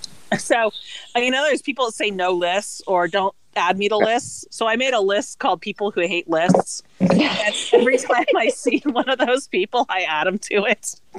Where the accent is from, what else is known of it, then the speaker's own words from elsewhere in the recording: West Coast, United States; You know, as a West Coaster